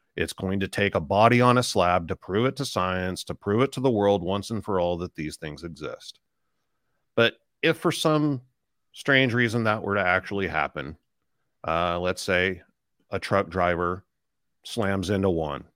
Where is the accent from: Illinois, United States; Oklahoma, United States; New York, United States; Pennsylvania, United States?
Oklahoma, United States; Tulsa; I grew up in Tulsa, Oklahoma. I still live in the same house I grew up